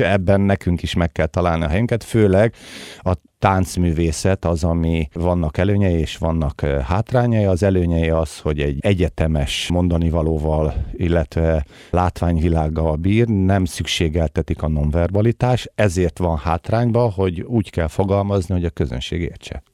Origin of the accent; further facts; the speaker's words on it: Hungary; mi, mint magyarok